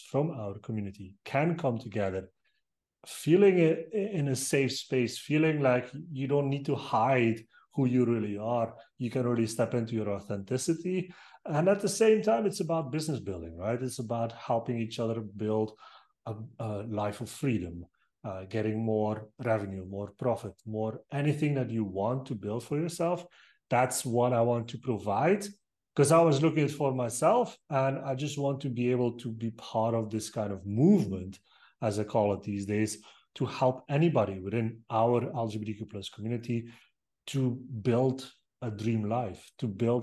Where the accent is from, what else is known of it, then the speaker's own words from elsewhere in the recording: Belgium; I'm from Belgium